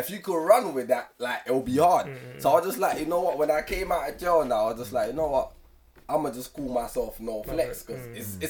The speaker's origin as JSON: {"language": "English", "region": "London", "country": "United Kingdom", "tie": "born or raised there", "said": "Me, originally, I grew up in Grant Park, so that's NW9. So that's like Collindale side."}